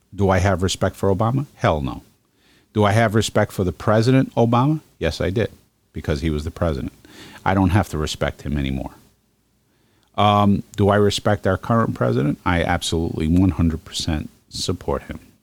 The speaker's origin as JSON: {"language": "English", "town": "New York City", "region": "New York", "country": "United States", "also_born_or_lived": "Northern Virginia / Washington D.C.", "moved": "yes", "lives_now": "Geneva, New York, United States", "said": "I'm originally from Brooklyn"}